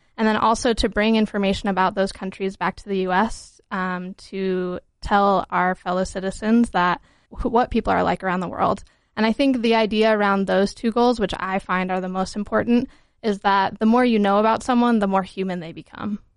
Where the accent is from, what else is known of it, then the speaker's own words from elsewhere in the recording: Holladay, Utah, United States; also born or lived in Vermont / Georgia / Botswana; I'm from Utah. I grew up in Holiday, went to Conwood High School